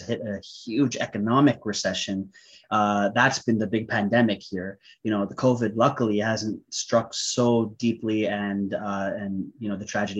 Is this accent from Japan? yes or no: no; Vancouver, British Columbia, Canada; moved away as an adult; now in Bali, Indonesia; I'm from Canada. I'm from Vancouver, Canada.